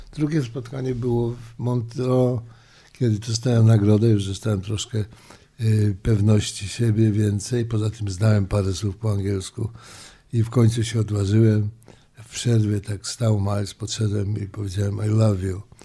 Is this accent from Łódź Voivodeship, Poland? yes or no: yes; Łódź, Łódź Voivodeship, Poland; moved away as an adult; also born or lived in Warsaw / New York; urodziłem się w Warszawie, wychowałem w Łodzi, ale tak naprawdę to czuję się cały czas nowojorczykiem i 45 lat w, Nowo Nowym Jorku